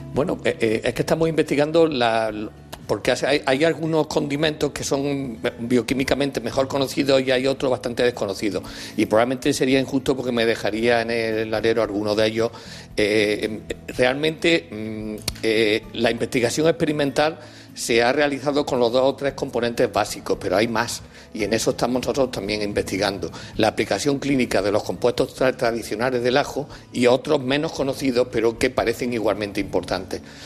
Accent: Spain; Nosotros, en España, con el jamón ibérico

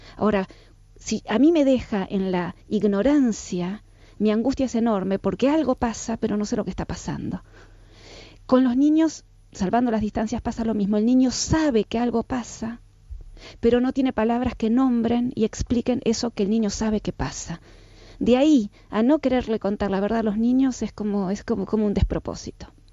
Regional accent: Argentina; soy argentina, por supuesto en Argentina todos eh, hacemos terapias, a mí mis papás me mandaron a los 13 años a hacer psicoanálisis

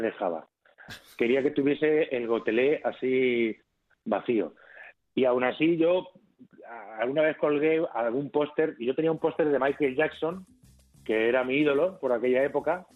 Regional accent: Albacete, Castilla-La Mancha, Spain; yo de soy de Albacete

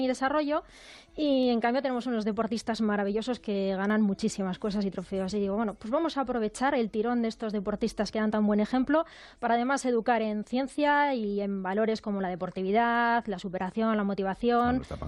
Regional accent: Burgos, Castile and León, Spain; moved away; la de Burgos, que es mi tierra y, me tira mucho

